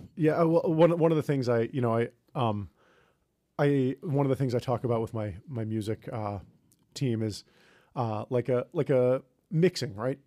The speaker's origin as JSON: {"language": "English", "region": "New York", "country": "United States", "tie": "born or raised there", "said": "I grew up near New York City, and so I moved into the city after I graduated from college"}